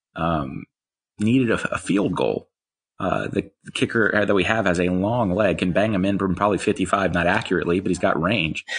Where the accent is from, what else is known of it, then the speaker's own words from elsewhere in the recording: Eastern North Carolina, United States; I grew up in Eastern North Carolina, uh, Wilmington, Rocky Mount, those kind of places.